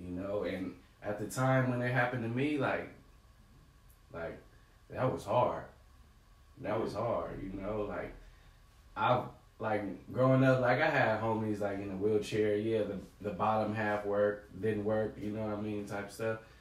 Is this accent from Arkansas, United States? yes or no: no; San Diego, California, United States; I grew up in Southeast, Southeast San Diego, right there off Euclid